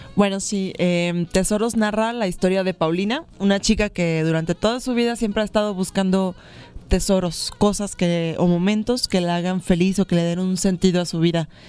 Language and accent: Spanish; Veracruz, Mexico; yo soy del puerto de Veracruz